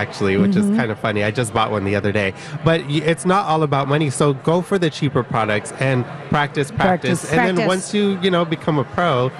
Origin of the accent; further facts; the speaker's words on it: San Francisco, California, United States; now in Los Angeles, United States; I moved to LA. I'm from San Francisco.